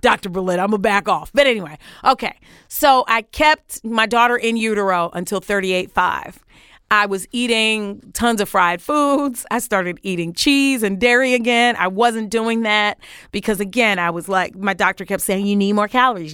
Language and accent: English; New York City, New York, United States; moved away as an adult; also born or lived in Washington, D.C.; I grew up, uh, on Crown Street between Troy and Albany for all my Brooklynites